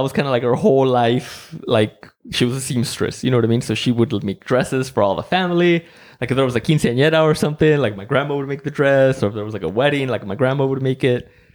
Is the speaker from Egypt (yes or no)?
no; Mexico; now in United States; I grew up in Mexico and, like, I was, I was born in Mexico